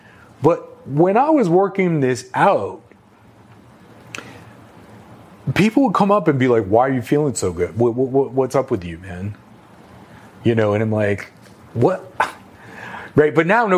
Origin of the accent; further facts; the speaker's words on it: New York City, New York, United States; I grew up in New York City.